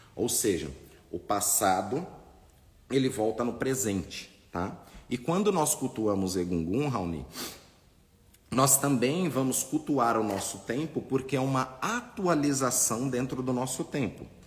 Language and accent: Portuguese; Brazil; nós nascemos aqui no Brasil